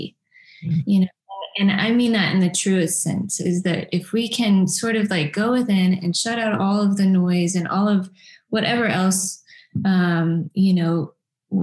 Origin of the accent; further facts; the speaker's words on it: Nashville, Tennessee, United States; growing up in Nashville, around in a music community